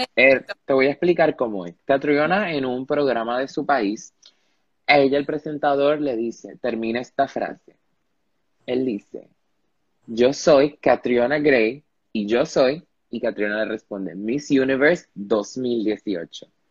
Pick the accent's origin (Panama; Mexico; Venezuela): Panama; also born or lived in Ponce, Puerto Rico; Yo vivo en Panamá, yo nací en Panamá, yo soy panameño, he vivido aquí toda mi vida.